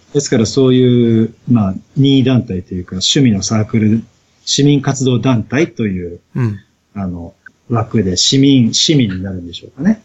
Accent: Yokohama, Kanagawa, Japan; now in Toda, Japan; は生まれも育ちも横浜の浜っ子なんです

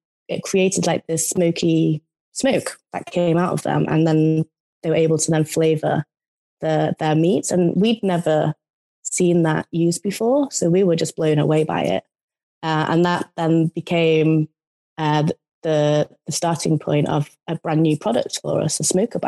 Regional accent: United Kingdom

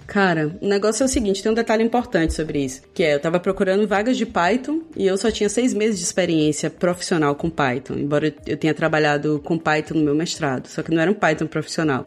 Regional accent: Feira de Santana, Bahia, Brazil; also born or lived in Belo Horizonte; now in Berlin, Germany; eu cresci em Feira de Santana

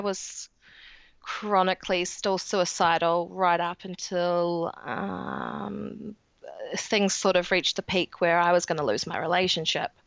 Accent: New Zealand; accent: New Zealand; in New Zealand, as you can tell with my accent

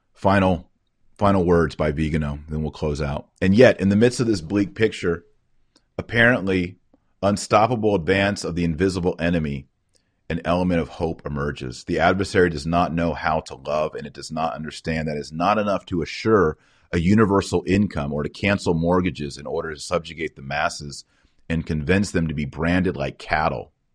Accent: United States; as American citizens

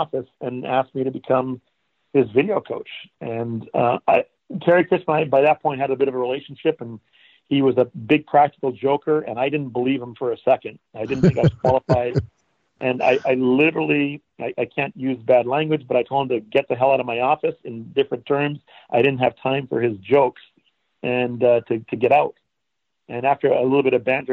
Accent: Canada; moved away as an adult; now in Florida, United States; I grew up in Canada. I'm from Canada. I wasn't born there, but I moved to Canada when I was 2 years old.

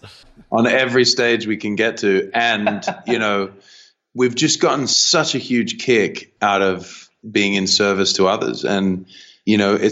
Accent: Australia

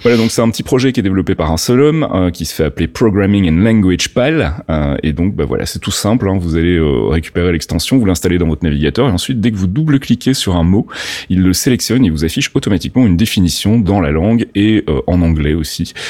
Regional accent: Belgium; accent: Belgian; mon accent belge ressort

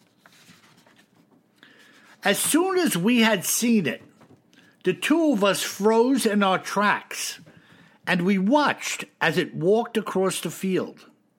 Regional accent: South Dakota, United States; took place in the Black Hills National Forest in my home state of South Dakota.

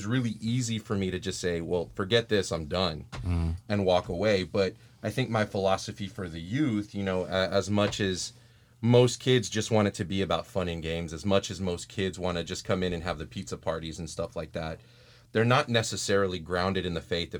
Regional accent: Texas, United States; I just want you to know that as a Texan

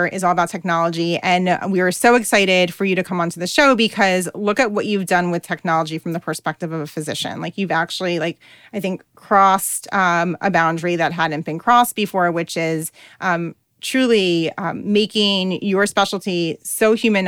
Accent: New Jersey, United States; accent: New Jersey; my New Jersey accent

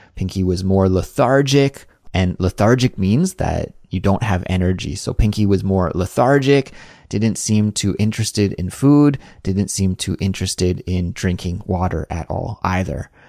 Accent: Canada; now in South Korea; a Canadian living in South Korea

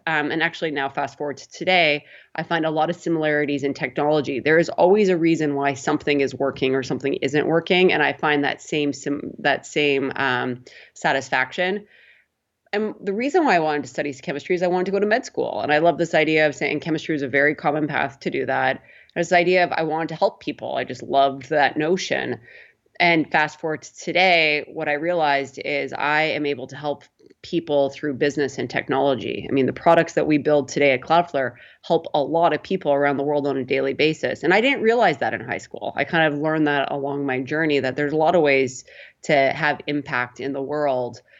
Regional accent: Prince Albert, Saskatchewan, Canada; moved away as an adult; also born or lived in Toronto; I grew up in Prince Albert, Saskatchewan.

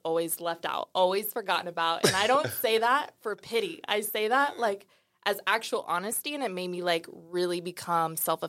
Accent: Dallas, Texas, United States; also born or lived in St. Louis; So I was born in St. Louis, raised in Dallas.

